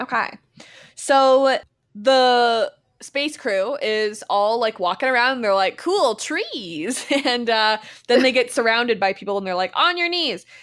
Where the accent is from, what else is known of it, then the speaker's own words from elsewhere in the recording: Canada; We're from Canada